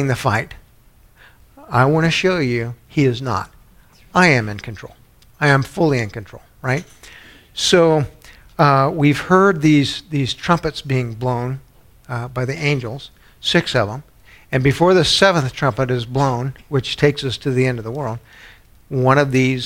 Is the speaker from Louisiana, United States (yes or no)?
yes; New Orleans, Louisiana, United States; I was born in New Orleans